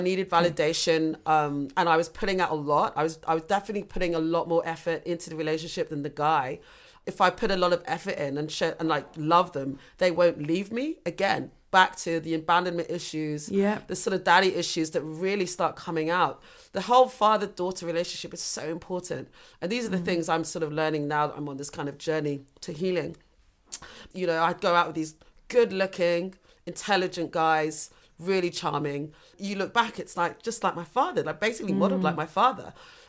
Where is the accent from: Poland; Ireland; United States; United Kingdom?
United Kingdom; London; moved away as an adult; also born or lived in Uganda / Fiji; we were living in North London, and then parents moved to Battersea and eventually ended up in Balham.